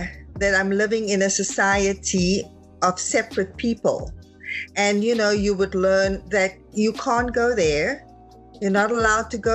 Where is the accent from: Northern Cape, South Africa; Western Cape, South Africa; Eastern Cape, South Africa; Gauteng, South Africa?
Gauteng, South Africa; Johannesburg; now in United States; I was born and raised in Johannesburg, South Africa